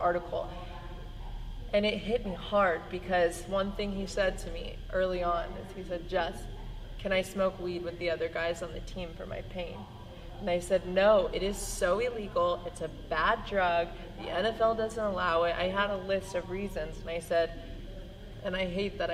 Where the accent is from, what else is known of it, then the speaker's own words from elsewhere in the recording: Iowa, United States; a guy that I grew up with in Iowa